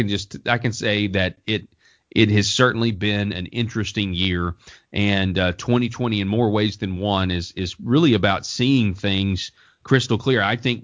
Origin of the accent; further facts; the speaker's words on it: Colorado, United States; the governor of my home state of Colorado